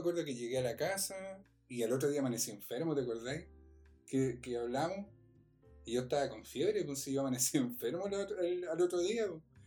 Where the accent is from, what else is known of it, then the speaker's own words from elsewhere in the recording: Concepción, Biobío, Chile; yo era de, de acá de Concepción ahora vivo en Concepción. soy de Concepción